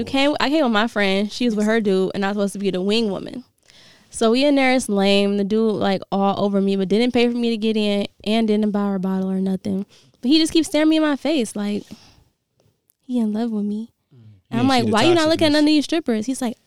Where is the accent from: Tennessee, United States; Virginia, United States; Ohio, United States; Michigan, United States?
Michigan, United States; Detroit; So, he started talking to me, and when I said I was from Detroit, he literally